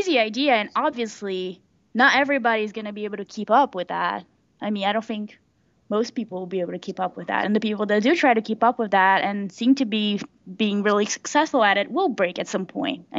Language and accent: English; Brazil; now in United States; I'm from Brazil